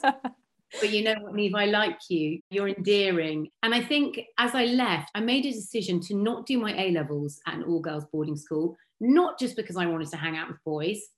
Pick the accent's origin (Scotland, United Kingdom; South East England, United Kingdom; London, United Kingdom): South East England, United Kingdom; Sonning; I grew up in Sonning on Thames, which is a really beautiful part of Berkshire.